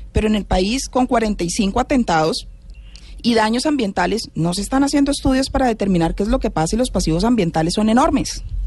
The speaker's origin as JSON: {"language": "Spanish", "country": "Colombia", "said": "somos los colombianos"}